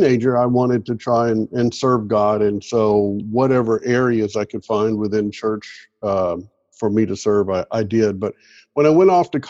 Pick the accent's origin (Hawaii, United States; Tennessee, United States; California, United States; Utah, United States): Tennessee, United States; Clarksville; moved away as an adult; now in Daphne, United States; Originally, I was born in Clarksville, Tennessee, and lived there until I went off to college. And growing up in Clarksville